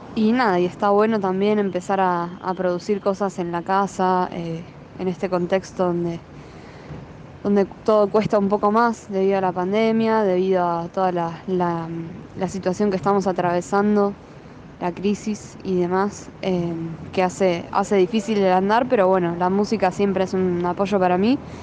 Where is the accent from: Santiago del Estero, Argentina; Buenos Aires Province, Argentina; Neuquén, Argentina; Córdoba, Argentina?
Buenos Aires Province, Argentina; Mar del Plata; now in La Plata, Argentina; Yo soy de allá de Mardel y vivo acá en La Plata.